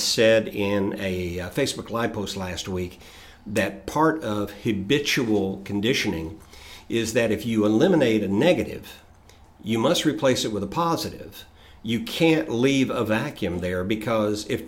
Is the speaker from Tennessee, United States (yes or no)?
yes; Chattanooga, Tennessee, United States; I grew up in Southeast Tennessee in Chattanooga